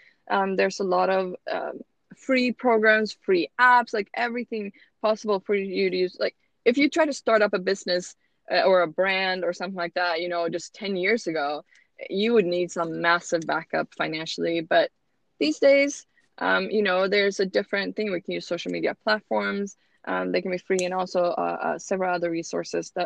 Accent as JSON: {"language": "English", "country": "Sweden", "tie": "born or raised there", "also_born_or_lived": "Utah", "second_language": "English", "moved": "as an adult", "lives_now": "United States", "said": "I was born and raised in Sweden"}